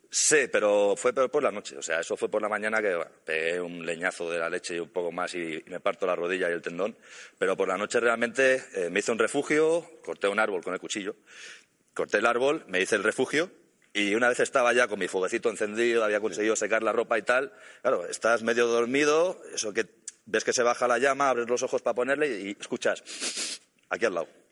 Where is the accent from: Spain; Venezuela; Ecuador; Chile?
Spain; Catalonia; Yo soy catalán